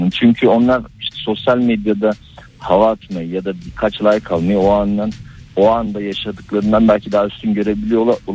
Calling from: Istanbul, Turkey

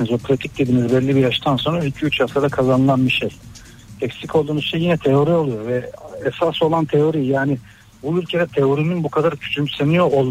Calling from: Istanbul, Turkey; ben İstanbul'dan.

